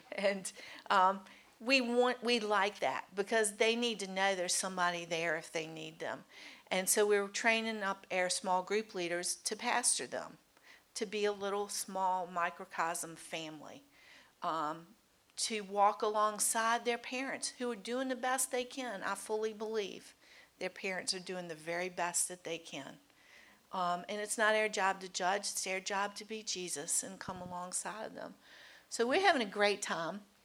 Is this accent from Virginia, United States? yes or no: yes; Mechanicsville, Virginia, United States; I grew up, we both grew up in Mechanicsville. I grew up in Studley